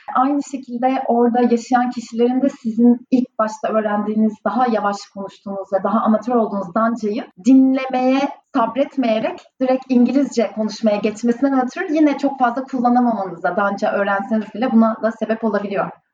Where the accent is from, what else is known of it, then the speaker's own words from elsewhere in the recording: İzmir, Turkey; moved away as an adult; also born or lived in Istanbul / Ireland; now in Copenhagen, Denmark; Karşıyaka Anadolu Lisesi'nin ardından İzmir Yüksek Teknoloji şey, e, Mimarlık Fakültesinden mezun oldum.